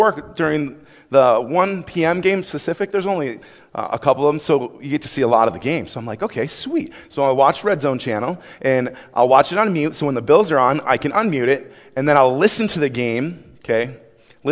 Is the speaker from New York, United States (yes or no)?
yes; Buffalo, New York, United States; moved away; I grew up in Buffalo, New York